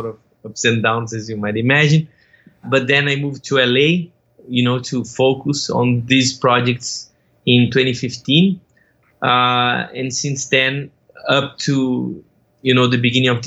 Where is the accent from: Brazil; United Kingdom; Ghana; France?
Brazil; moved away as an adult; now in United States; I'm originally from Brazil. I moved to the US in 2014